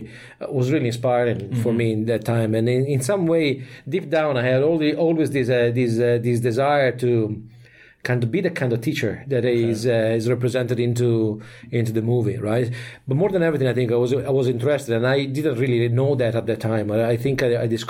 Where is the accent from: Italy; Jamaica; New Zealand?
Italy; English is a second language; moved away as an adult; now in Ireland; I'm from Italy, and I spent about a couple of years as an officer in the army there